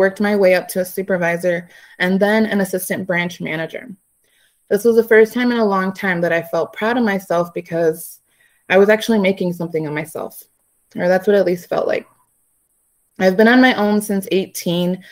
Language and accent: English; Aurora, Illinois, United States; now in Chicago, United States; I was born and raised in Aurora, Illinois.